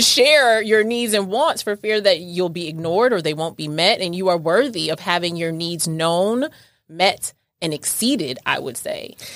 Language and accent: English; New York, United States; I'm from New York